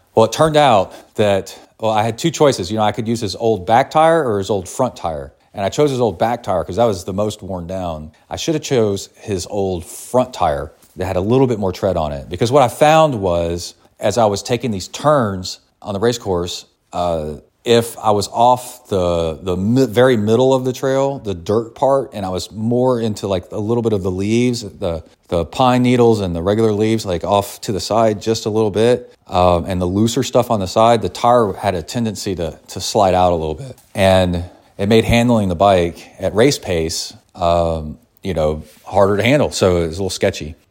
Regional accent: Kingwood, Texas, United States; I grew up in Kingwood

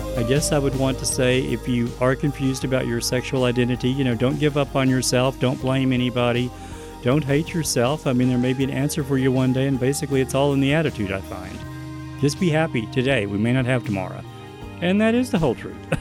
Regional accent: East Texas, United States; I was born in East Texas

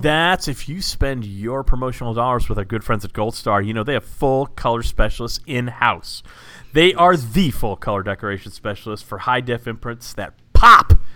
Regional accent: Dallas, Texas, United States; I'm from Dallas

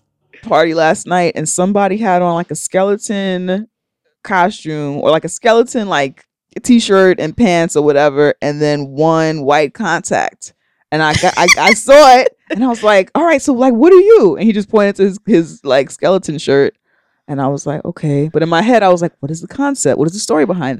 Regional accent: Trinidad & Tobago; But as a Trinidadian, as a, I guess, East Indian Trinidadian or whatever, right?

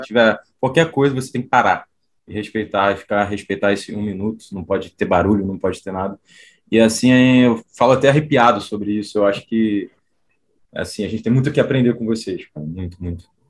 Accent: Brazil; also born or lived in Poland; a gente, como brasileiros

